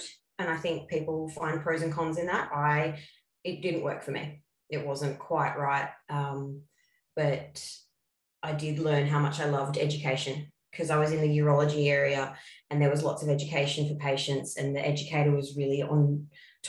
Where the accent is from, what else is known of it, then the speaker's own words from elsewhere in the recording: Pambula, New South Wales, Australia; now in Wollongong, Australia; I grew up in Pambula, a small far south coast town with not many people